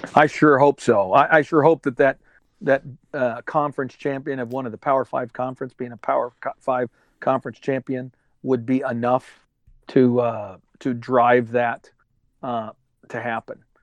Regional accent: Michigan, United States; we're from Michigan

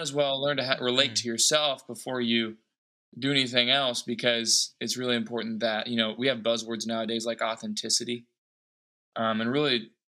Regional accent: Anderson, Indiana, United States; now in Los Angeles, United States; I live here in Los Angeles, born and bred in Indianapolis, Indiana, small town, Anderson, Indiana.

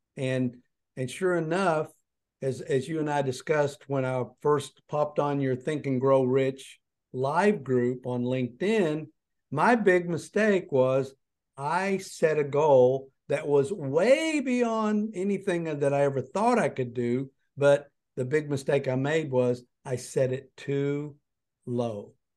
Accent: Wise, Virginia, United States; moved away; my hometown of Wise Virginia

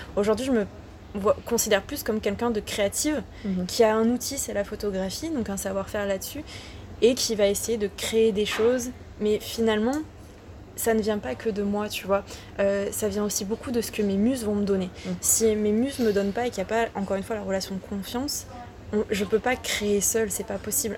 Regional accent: Ardèche, Auvergne-Rhône-Alpes, France; moved away as an adult; je viens d'Ardèche, donc euh, tu vois, là, c'est le, c'est le travail de la terre

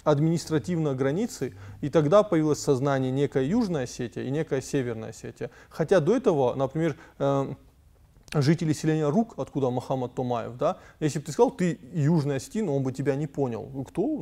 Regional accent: Tskhinvali, South Ossetia, Georgia; born there; Я тоже родился в Цхинвале, но я все равно... Э, ну, Владикавказ — это мой любимый город.

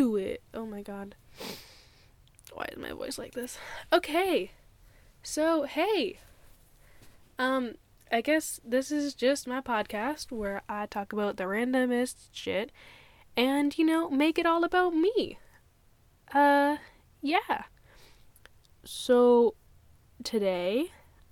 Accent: United States; also born or lived in Thailand; So we moved, just me and her, to the States because her aunts lived there

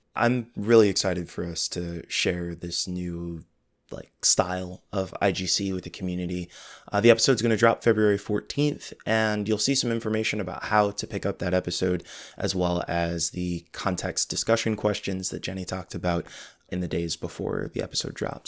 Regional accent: Midwest, United States; I'm from the Midwest

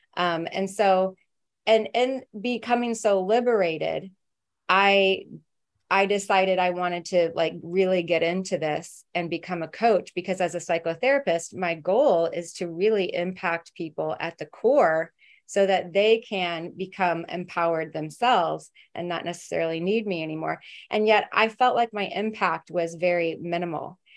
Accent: Midwest, United States; now in New York City, United States; I grew up in the Midwest where it was very conservative

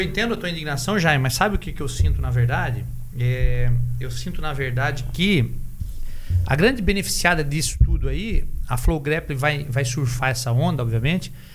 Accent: Santa Catarina, Brazil; nós somos do, de Santa Catarina

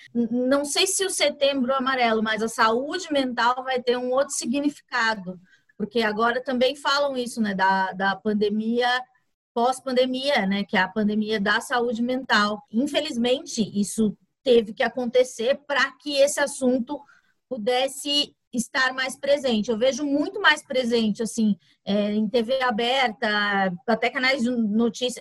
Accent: São Paulo, Brazil; Eu nasci na periferia, no Capão Redondo

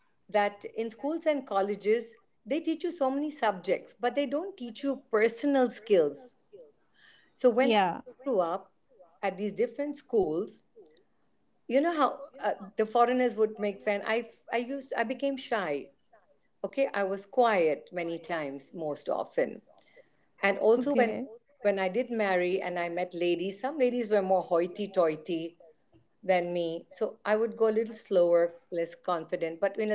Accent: Hong Kong; also born or lived in Europe; I was born in, it's right next to Hong Kong. And then later in life, we moved to Europe. So I've grown up in British Hong Kong is British education.

